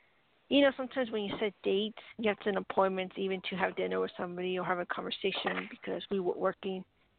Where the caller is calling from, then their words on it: New Mexico, United States; New Mexico.